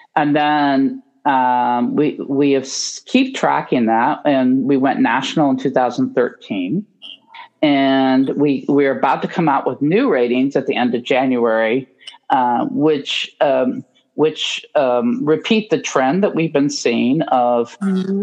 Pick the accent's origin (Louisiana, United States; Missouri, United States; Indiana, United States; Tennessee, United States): Indiana, United States; moved away as an adult; now in Baltimore, United States; I grew up in Indiana.